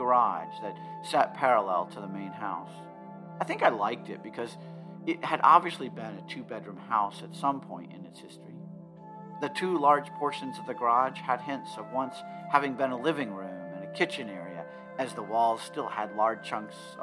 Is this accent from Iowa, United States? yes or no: yes; Ottumwa, Iowa, United States; born or raised there